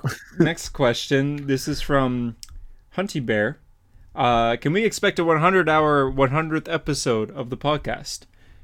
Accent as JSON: {"language": "English", "country": "Canada", "said": "Tim Horton's donuts are superior, of course, as a Canadian."}